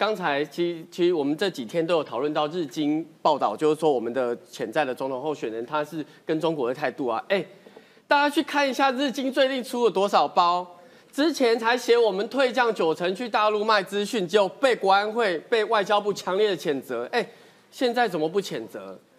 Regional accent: Taiwan; 我我我唔中共同，我我台我是台湾人，

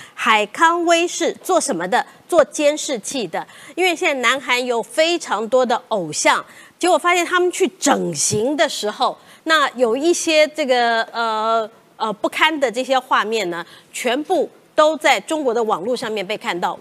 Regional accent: Taiwan; 我们台湾人啊，最近打棒球啊

